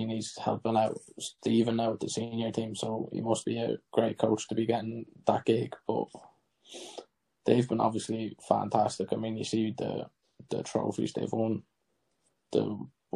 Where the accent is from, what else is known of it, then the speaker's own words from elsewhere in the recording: Ireland; as an Irish player